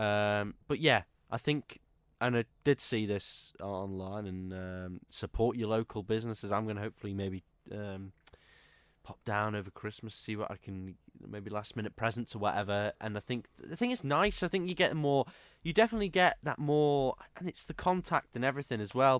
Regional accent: Isle of Man; I'm from the Isle of Man

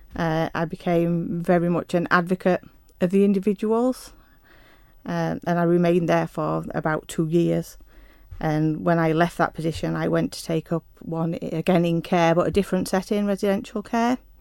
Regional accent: Yorkshire and the Humber, United Kingdom; moved away as an adult; also born or lived in London; I was born in South Yorkshire in a small mining town. Um, attended a local school and left school at 17

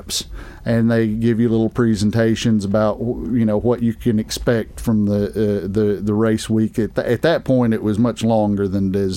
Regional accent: United States

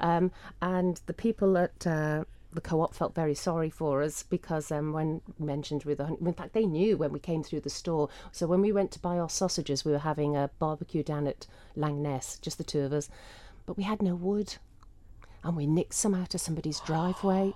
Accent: Isle of Man; growing up in the Isle of Man

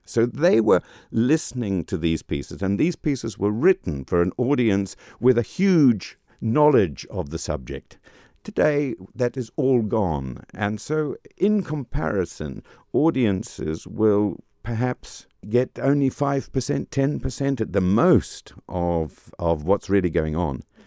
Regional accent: New Zealand; moved away as an adult; also born or lived in England / Germany; I am from New Zealand, um, uh, trained in New Zealand and then trained in England and then trained in Germany.

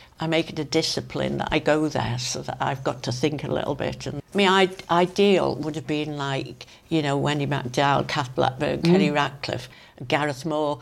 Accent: Crosby, Isle of Man; also born or lived in London; I was born and brought up in Crosby

